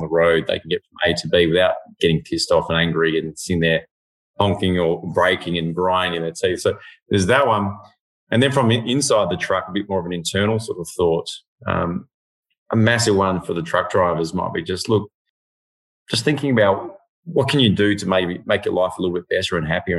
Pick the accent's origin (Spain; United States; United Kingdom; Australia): Australia; Western Australia; now in Victoria, Australia; being West Aussie